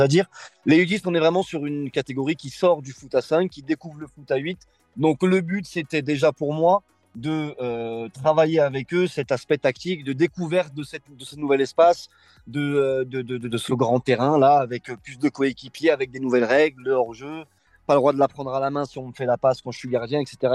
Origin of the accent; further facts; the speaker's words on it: Bron, Auvergne-Rhône-Alpes, France; moved away as an adult; je suis originaire de Bron, j'ai fait quasiment toutes mes études euh, sur Bron